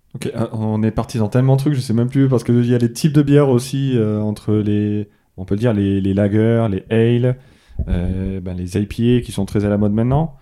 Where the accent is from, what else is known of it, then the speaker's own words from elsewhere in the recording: southern France, France; je suis du sud